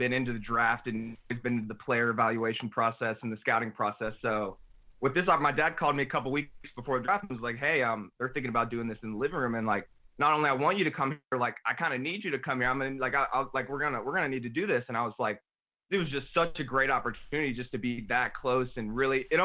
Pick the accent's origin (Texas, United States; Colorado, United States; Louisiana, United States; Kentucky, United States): Louisiana, United States; New Orleans; also born or lived in New Jersey / Dallas; we moved to New Orleans when I was 5 years old, so like, I don't have many memories before New Orleans